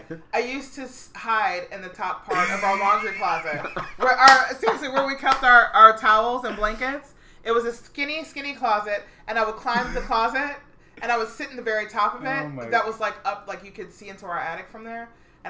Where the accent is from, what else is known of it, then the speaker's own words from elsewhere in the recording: Herndon, Virginia, United States; I grew up in Fairfax County in fucking Herndon, Virginia.